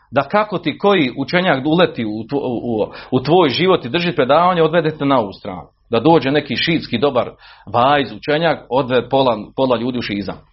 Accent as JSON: {"language": "Croatian", "country": "Bosnia & Herzegovina", "said": "kod nas u Bosni"}